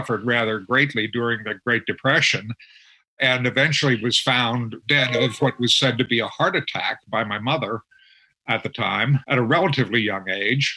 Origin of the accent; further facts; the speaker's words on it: Harrisburg, Pennsylvania, United States; When I was growing up in Harrisburg, my family was not a family that kept alcohol in the home